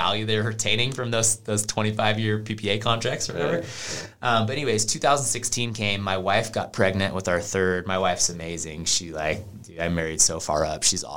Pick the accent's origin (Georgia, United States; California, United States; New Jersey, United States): California, United States; Sacramento; moved away as an adult; also born or lived in New York; now in San Diego, United States; I'm from Sacramento